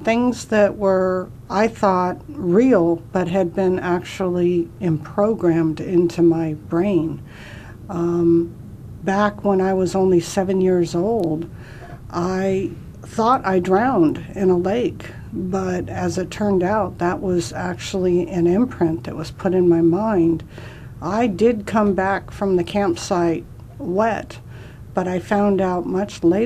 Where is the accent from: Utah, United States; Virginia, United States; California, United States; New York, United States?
California, United States; San Diego; moved away as an adult; now in Arizona, United States; I was raised in San Diego, and I went to San Diego State University.